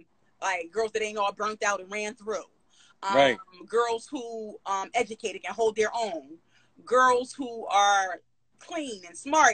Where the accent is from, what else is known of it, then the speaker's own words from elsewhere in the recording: Philadelphia, Pennsylvania, United States; I'm Black, I'm from Philly, and I'm a rapper.